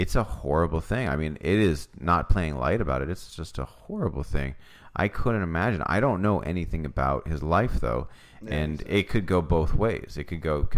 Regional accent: California, United States; moved away; growing up in California

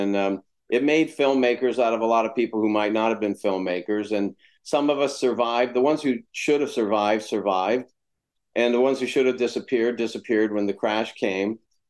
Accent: Florida, United States; moved away as an adult; also born or lived in West Virginia; now in California, United States; I'm from West Virginia, grew up in Florida.

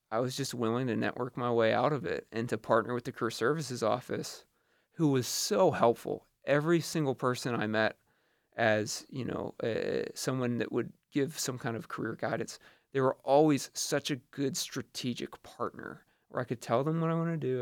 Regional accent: Butler, Pennsylvania, United States; moved away as an adult; now in New York City, United States; I'm from Butler, Pennsylvania

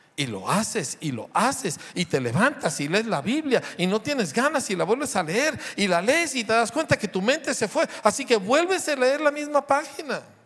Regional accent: Mexico; como mexicano

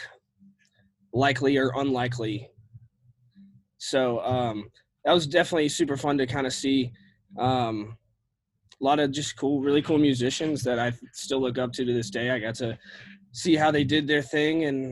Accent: Nashville, Tennessee, United States; I grew up in Nashville

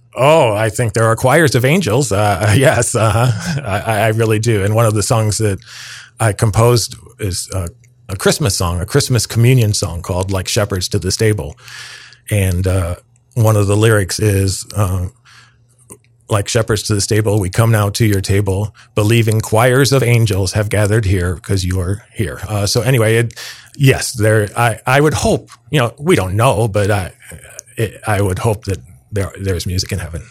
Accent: downstate Illinois, United States; my mother was a parish organist, uh, for forty years in my hometown in downstate Illinois

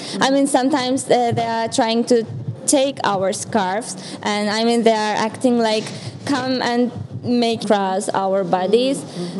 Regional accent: Turkey; English is a second language; moved away as an adult; now in Warsaw, Poland; I have a Turkish citizenship

